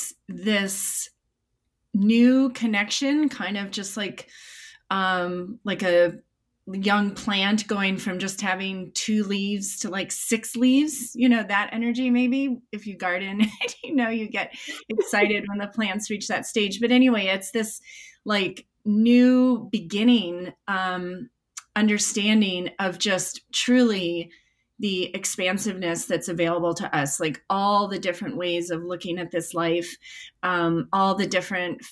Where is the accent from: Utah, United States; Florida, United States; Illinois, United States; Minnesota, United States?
Illinois, United States; Chicago; moved away; I grew up in Chicago